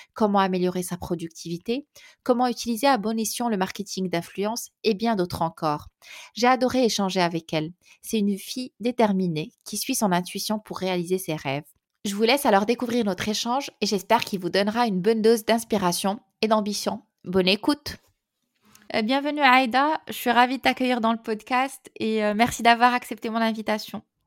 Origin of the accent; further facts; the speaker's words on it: Morocco; now in Paris, France; on est marocain